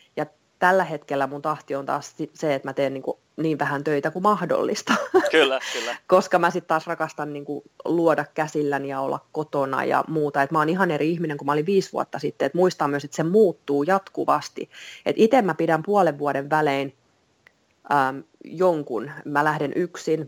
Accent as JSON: {"language": "Finnish", "town": "Vantaa", "region": "Uusimaa", "country": "Finland", "also_born_or_lived": "England", "said": "mä oon vantaalainen kolmen lapsen äiti"}